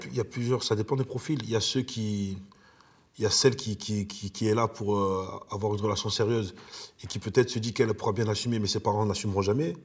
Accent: Marseille, Provence-Alpes-Côte d'Azur, France; also born or lived in Italy; Je suis marseillais, euh, ayant vécu en Italie

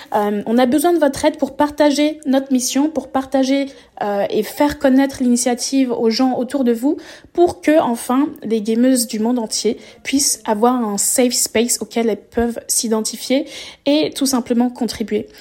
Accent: France; also born or lived in Paris; je suis française, basée à Paris

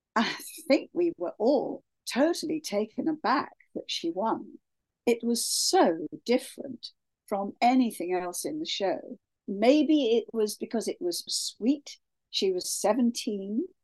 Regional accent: Kent, South East England, United Kingdom; moved away; also born or lived in Sydney, Australia; I am English, born in Kent

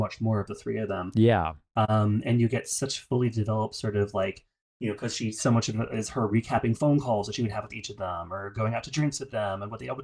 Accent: United States; as American readers

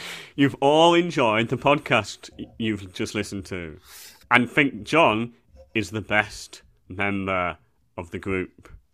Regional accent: England, United Kingdom; as a white English person

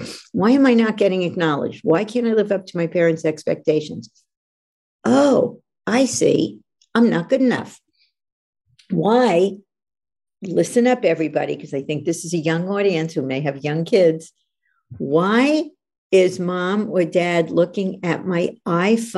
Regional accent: New York, United States; now in California, United States; I'm from New York, even though I live in California

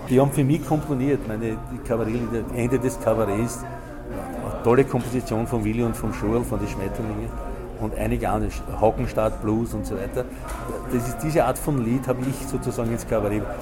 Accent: Croatia; born there; Und das muss man eben kennen, das ist eine Tradition von, von meinem Geburtsort her von, oder vom kroatischen her.

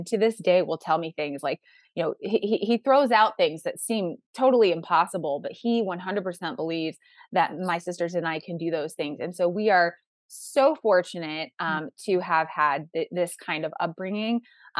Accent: Midwest, United States; I'm from the Midwest, so there's that angle of people get married younger in the Midwest.

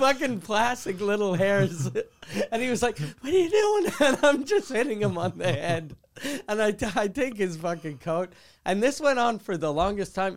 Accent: Quebec City, Quebec, Canada; since I grew up in Quebec City

